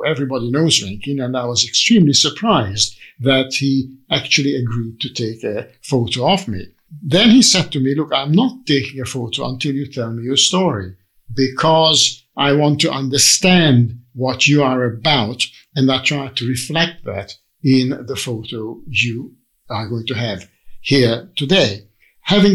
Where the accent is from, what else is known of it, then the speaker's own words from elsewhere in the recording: Budapest, Hungary; moved away; I was born in Budapest in Hungary